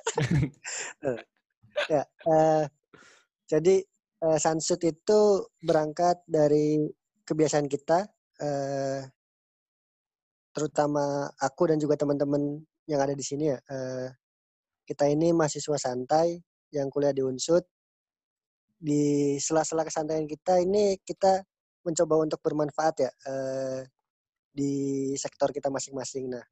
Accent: Cirebon, West Java, Indonesia; also born or lived in Klaten; Ya, eh, perkenalkan nama aku … lahir di Klaten, besar di Cirebon, kuliah di Purwokerto.

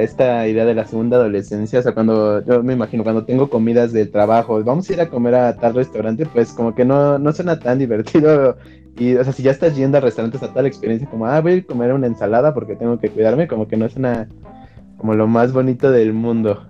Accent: Mexico; como mexicanos

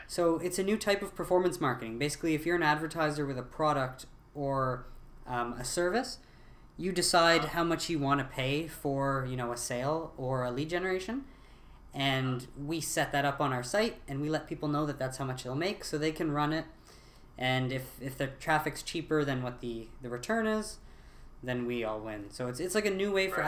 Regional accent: Ottawa, Ontario, Canada; I'm from Ottawa

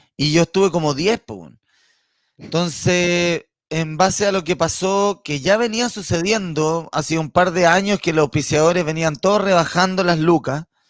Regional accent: Santiago, Santiago Metropolitan Region, Chile; moved away as an adult; now in Padre Las Casas, Chile; toda la vida, toda la vida eh, nacido y criado, nací en el Barros Luco

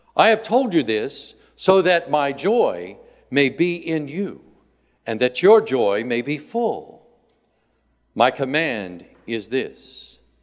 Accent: Indiana, United States; moved away; I grew up in Indiana

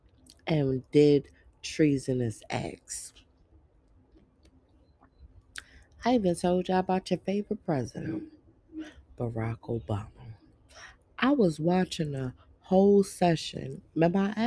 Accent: New York City, New York, United States; I'm really from the streets. I'm from Brooklyn, New York, where people mind their business

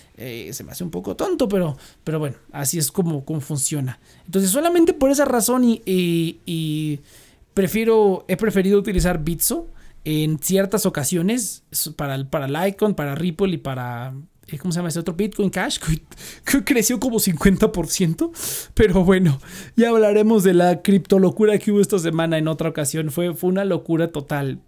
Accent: Mexico; como mexicanos

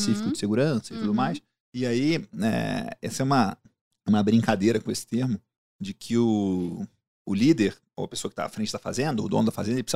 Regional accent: Rio de Janeiro, Brazil; Eu, morei, eu, sou carioca, morei no Rio.

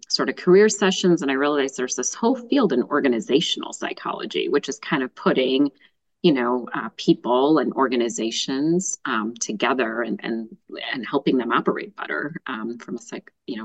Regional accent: suburbs of Chicago, Illinois, United States; I've lived here my whole life in the suburbs of Chicago

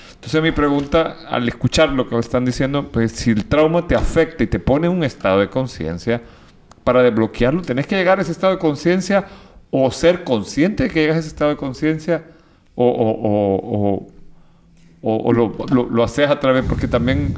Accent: El Salvador; Yo vengo de El Salvador, viví, o sea, yo en el 89 cuando estaban bautizando a mi hermano, atacaron, la guerrilla atacó la casa presidencial, yo estaba a dos, dos, cuadras

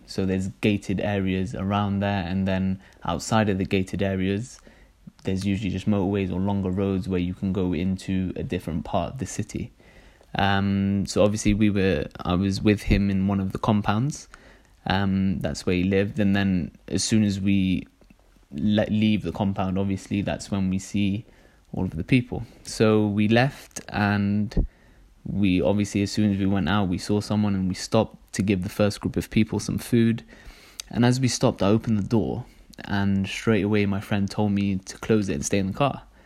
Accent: Cardiff, Wales, United Kingdom; also born or lived in London; I was born in London, but I moved here when I was really young, and my brothers got me going to Dar es as soon as we moved to Cardiff. And so I've kind of grown up

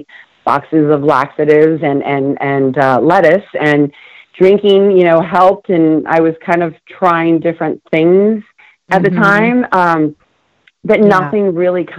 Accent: West Covina, California, United States; also born or lived in Buenos Aires, Argentina; I grew up in California's West Covina, the San Gabriel Valley

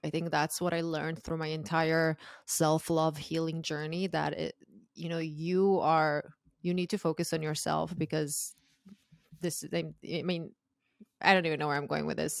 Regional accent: Croatia; moved away as an adult; now in United States; I'm originally from Croatia, and I moved to the U S when I was twenty-two

